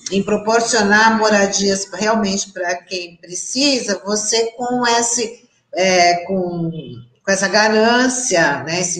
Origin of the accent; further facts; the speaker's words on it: Santos, São Paulo, Brazil; vou me manifestar também, porque eu também fui criada no Marapé, dá licença, né?